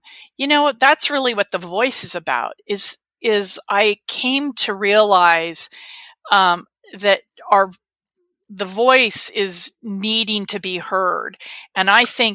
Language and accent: English; United States; growing up in America and being white